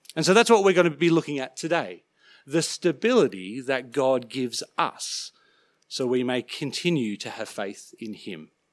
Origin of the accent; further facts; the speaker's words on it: Sydney, New South Wales, Australia; growing up in Sydney, I used to love catching ferries across Sydney Harbour.